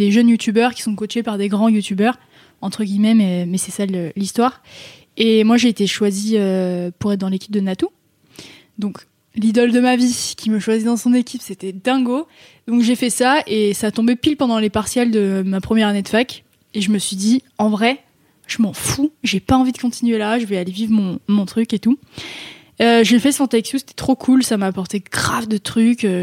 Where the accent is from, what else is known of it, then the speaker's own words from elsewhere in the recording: Méribel, Auvergne-Rhône-Alpes, France; moved away as an adult; also born or lived in Chambéry; now in Paris, France; j'ai grandi à Méribel.